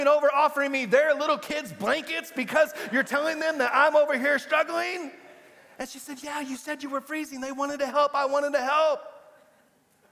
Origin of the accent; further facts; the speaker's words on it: Amarillo, Texas, United States; moved away as an adult; also born or lived in Brownsville, Texas; I was born and raised in Amarillo on the Texas Panhandle